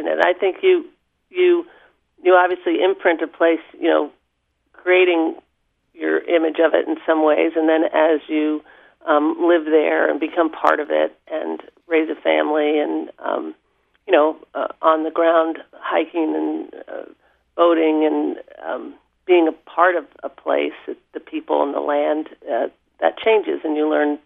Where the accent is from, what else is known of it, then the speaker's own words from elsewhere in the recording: Long Island, New York, United States; moved away as an adult; also born or lived in Vermont; now in Haines, United States; on Long Island, outside of New York City, and I attended Quaker schools where my mother was a teacher and an administrator